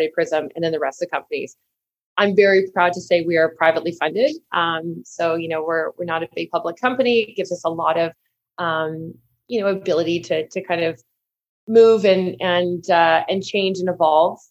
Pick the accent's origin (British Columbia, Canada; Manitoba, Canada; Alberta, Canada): Manitoba, Canada; So I'm from a big farming family. We're from Manitoba.